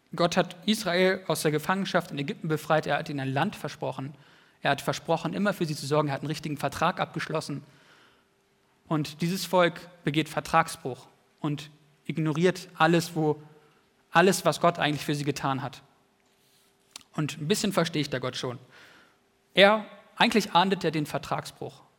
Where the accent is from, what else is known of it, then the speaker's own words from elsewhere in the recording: Wienhausen, Lower Saxony, Germany; nach Wienhausen in meine alte Heimat